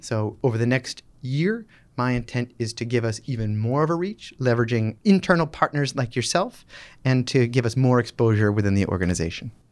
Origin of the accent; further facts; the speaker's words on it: Boston, Massachusetts, United States; also born or lived in Michigan; I'm from Boston, just outside, uh, Boston, the suburbs